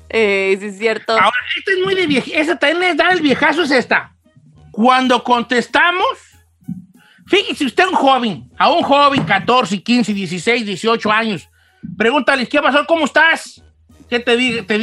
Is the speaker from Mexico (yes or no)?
yes; Mexico; yo soy mexicano